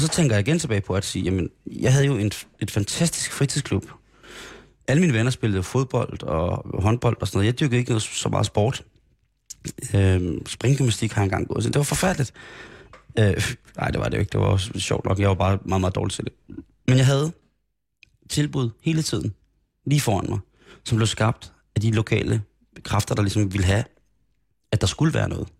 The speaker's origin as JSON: {"language": "Danish", "town": "Roskilde", "region": "Zealand", "country": "Denmark", "tie": "born or raised there", "also_born_or_lived": "Grenå", "said": "Jeg voksede op i Roskilde. Jeg voksede op i Grenå først, og så Roskilde"}